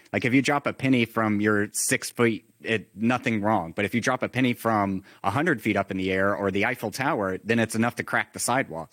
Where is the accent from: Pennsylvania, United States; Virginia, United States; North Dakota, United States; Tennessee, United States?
Virginia, United States; I grew up in Virginia